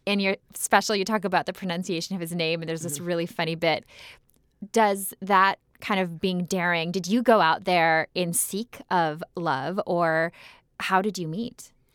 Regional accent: Minnesota, United States; growing up in Minnesota

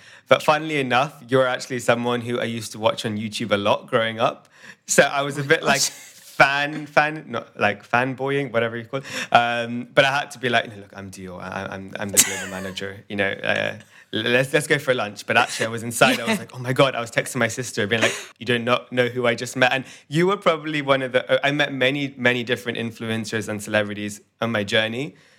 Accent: India; No stereotypes, but you know, I'm Indian.

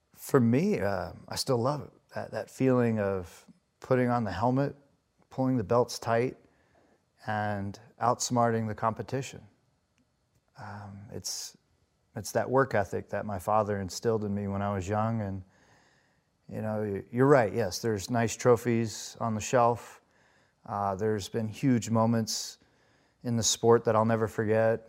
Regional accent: Las Vegas, Nevada, United States; I grew up in Las Vegas, Nevada

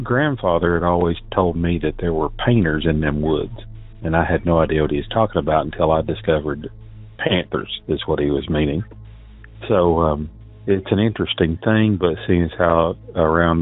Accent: Southeast Tennessee, United States; I'm from Southeast Tennessee

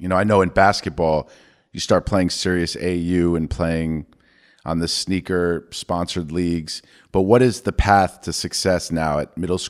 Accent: New York, United States; I grew up in New York, so I always knew that like my Jersey friends were very serious about soccer and lacrosse

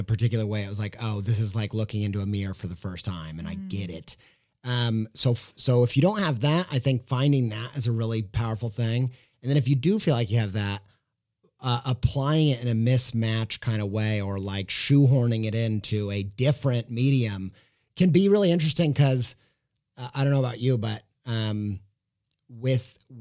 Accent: Whiteland, Indiana, United States; I grew up in Whiteland, Indiana

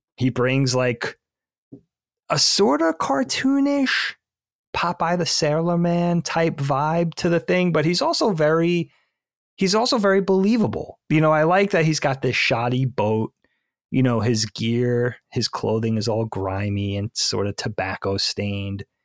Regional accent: Bellport, New York, United States; we grew up on Bellport, South Shore, middle of Long Island

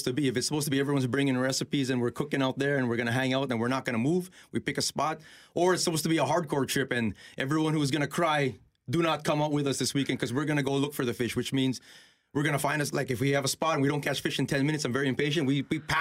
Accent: Winnipeg, Manitoba, Canada; I'm born and raised in Winnipeg, born in Misericordia Hospital just down there

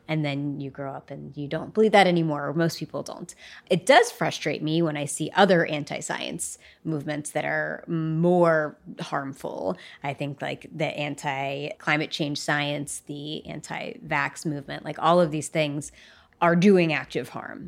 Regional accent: West Virginia, United States; growing up in West Virginia, you go on field trips to coal mines.

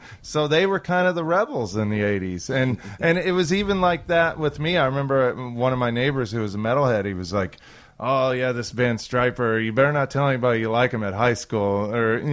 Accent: Redfield, Kansas, United States; Redfield, Kansas

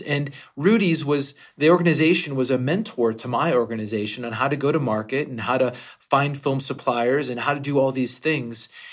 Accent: Western Pennsylvania, United States; I grew up in Western Pennsylvania

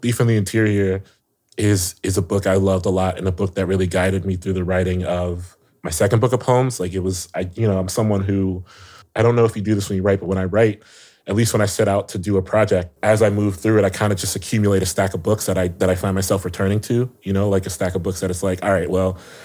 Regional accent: Ohio, United States; I love Ohio. I'm from Ohio

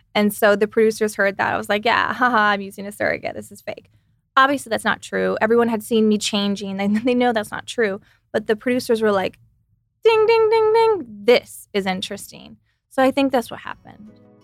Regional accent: Texas, United States; now in California, United States; I come from Texas

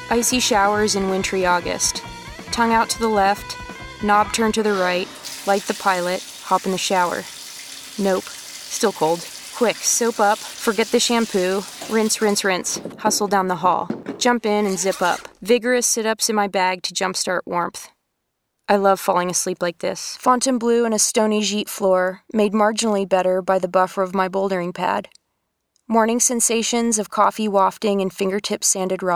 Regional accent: Eastern Canada, Canada; I grew up in Eastern Canada in a family

